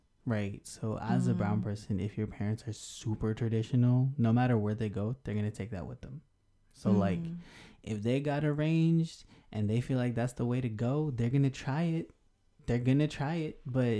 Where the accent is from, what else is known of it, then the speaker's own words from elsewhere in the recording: Texas, United States; also born or lived in Colorado / California / India; before I was born in Colorado, lived in Cali, moved to India, then moved to Texas.